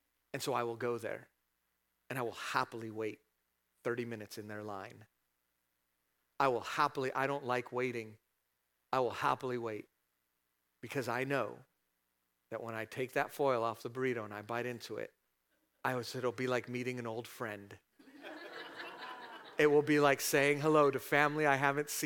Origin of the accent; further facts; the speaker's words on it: California, United States; now in Statesville, United States; I'm from California